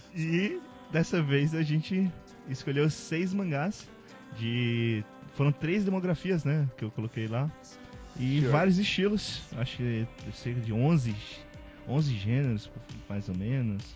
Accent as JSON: {"language": "Portuguese", "region": "Ceará", "country": "Brazil", "said": "sobre ser nordestino, eu sou do Ceará"}